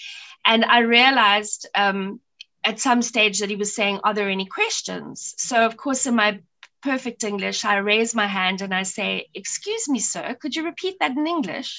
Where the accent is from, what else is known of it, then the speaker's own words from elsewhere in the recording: Pretoria, Gauteng, South Africa; accent: Pretoria; So I've lost my Pretoria accent now with my Afrikaans